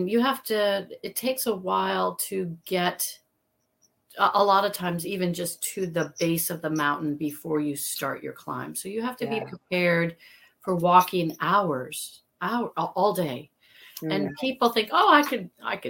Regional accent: Midwest, United States; I came from the Midwest and ran around and, you know, played in streams

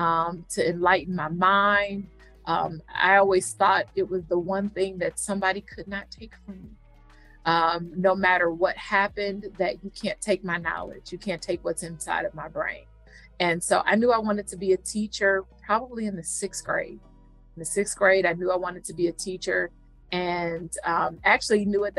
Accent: Cleveland, Ohio, United States; also born or lived in Houston, Texas; now in Philadelphia, United States; I am not originally from Philly. I'm a Cleveland girl

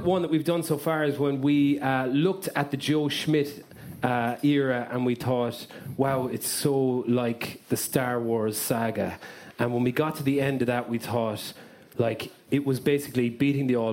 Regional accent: Limerick, Munster, Ireland; I'm from Limerick

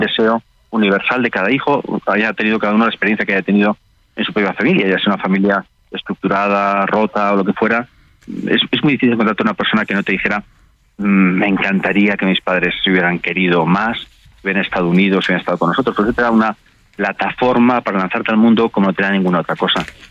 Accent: Spain; también en España, en mi país

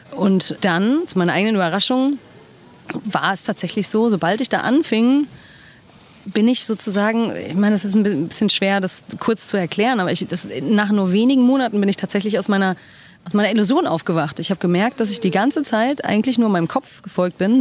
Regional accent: Dortmund, North Rhine-Westphalia, Germany; moved away as an adult; also born or lived in London; now in Berlin, Germany; ich bin in Dortmund geboren und aufgewachsen.

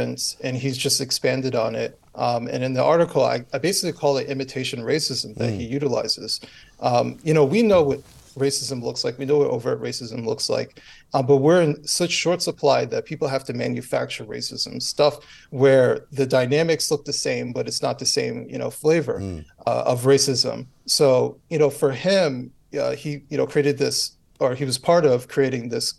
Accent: United States

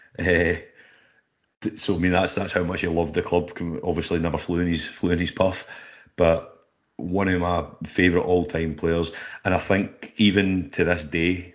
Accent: Glasgow, Scotland, United Kingdom; I'm just a boy growing up in Glasgow

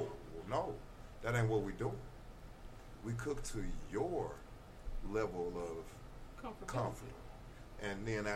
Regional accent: St. Louis, Missouri, United States; I went to Riverview

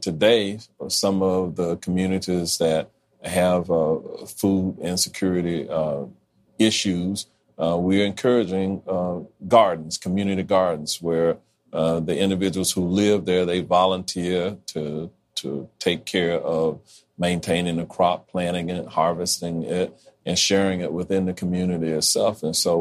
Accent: Orlando, Florida, United States; growing up in Orlando

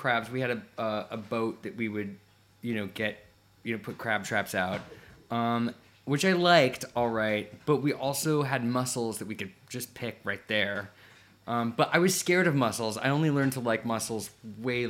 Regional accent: an island in the Pacific Northwest, near Seattle, Washington, United States; also born or lived in Arizona; I was born in Arizona, and when we were eight, we moved to an island in the Pacific Northwest, like a couple hours out of Seattle

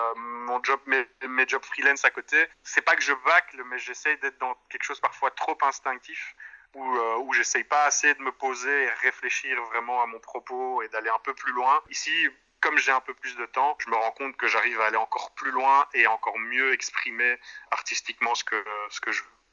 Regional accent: Brussels, Brussels-Capital Region, Belgium; en tant que bon bruxellois

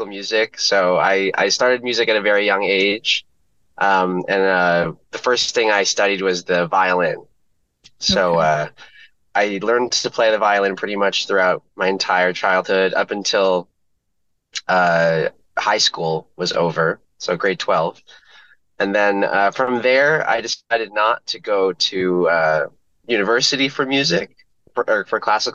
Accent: Windsor, Ontario, Canada; I'm from Windsor

